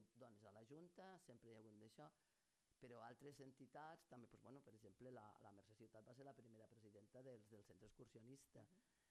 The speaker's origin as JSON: {"language": "Catalan", "town": "Lleida", "region": "Catalonia", "country": "Spain", "said": "com a lleidatana"}